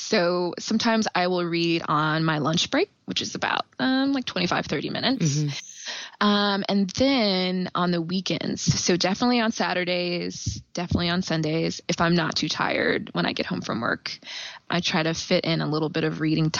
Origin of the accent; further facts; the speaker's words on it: Kansas City, Missouri, United States; also born or lived in Indiana, United States / Nashville, United States; I was born and raised in Kansas City. I went to college in Indiana. And then after that, I moved to Nashville, Tennessee. And then I just wanted to come back home. So I am back in KC.